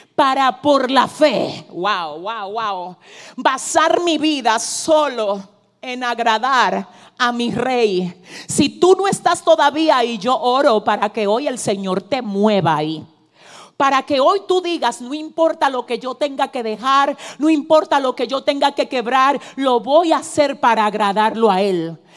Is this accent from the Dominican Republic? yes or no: yes; Cibao, Dominican Republic; vengo como dominicana cibaeña